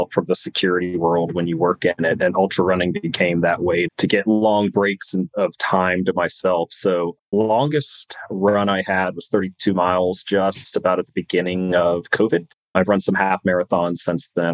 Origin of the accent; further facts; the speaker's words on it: California, United States; moved away; I grew up in California.